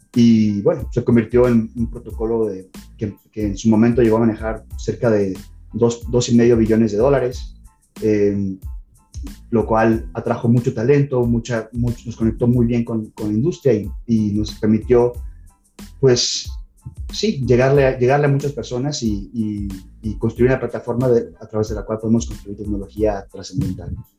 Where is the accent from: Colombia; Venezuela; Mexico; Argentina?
Mexico; moved away as an adult; also born or lived in Canada; soy nacido y crecido en México